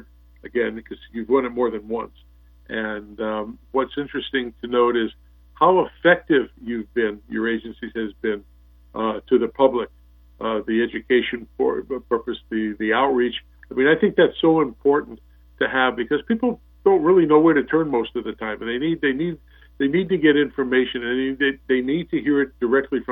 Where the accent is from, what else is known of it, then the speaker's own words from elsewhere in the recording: New Jersey, United States; moved away; also born or lived in Southampton, Long Island, New York; I came from New Jersey and the East Coast and Southampton, Long Island